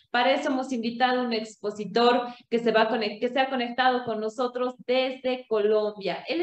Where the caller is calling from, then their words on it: Cochabamba, Bolivia; soy la directora de la Escuela de Género y Desarrollo y quiero enviarles un cordial saludo desde la ciudad de Cochabamba, Bolivia